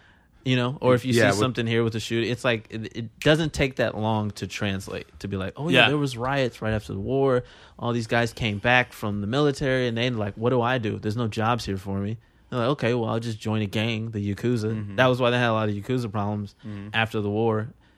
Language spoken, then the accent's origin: English; California, United States; I'm from California.